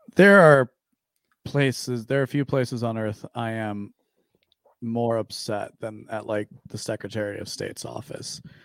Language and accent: English; Aurora, Illinois, United States; I grew up in the western suburbs of Chicago